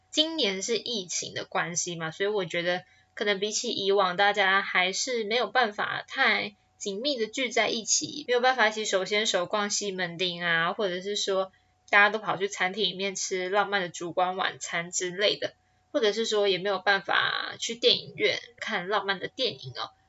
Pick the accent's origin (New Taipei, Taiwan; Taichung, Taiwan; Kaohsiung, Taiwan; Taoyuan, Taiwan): Taichung, Taiwan; moved away as an adult; now in Taipei, Taiwan; 我来到台北也四年了，我当初是因为考上台北的大学，所以我从台中搬到台北来哦。